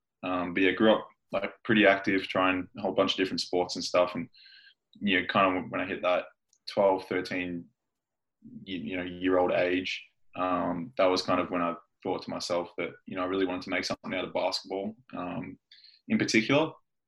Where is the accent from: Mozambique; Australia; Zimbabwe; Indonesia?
Australia; Traralgon, Victoria; moved away as an adult; also born or lived in United States; born and raised in Traralgon, in Victoria, Australia, obviously. Grew up a pretty, I guess, active kid.